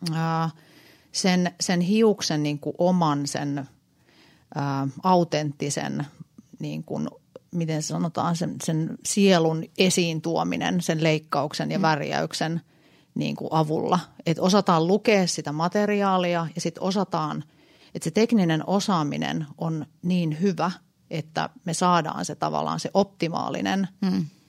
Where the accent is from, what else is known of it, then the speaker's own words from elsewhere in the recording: Helsinki, Uusimaa, Finland; Mä oon stadista, mä oon Oulun